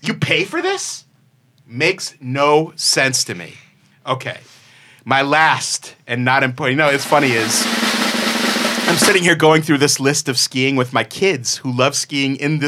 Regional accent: Massachusetts, United States; I grew up in Massachusetts, and much like anyone else who grew up in near a big city, a Boston, a New York, a Chicago

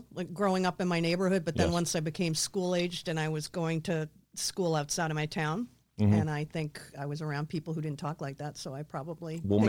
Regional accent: Boston, Massachusetts, United States; accent: Boston; I had a thick, thick Boston accent.

